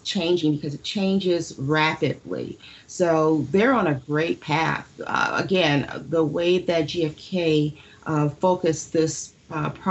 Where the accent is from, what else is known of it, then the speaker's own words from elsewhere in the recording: Detroit, Michigan, United States; Growing up in Detroit, I attended a college that was Detroit College